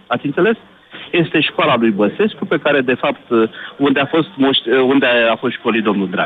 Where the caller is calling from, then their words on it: Bucharest, Romania; sunt din București.